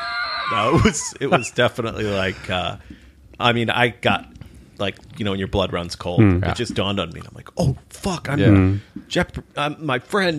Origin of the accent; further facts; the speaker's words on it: Ireland; I'm like, yeah, I'm Irish, I'm a writer, and I'm an alcoholic.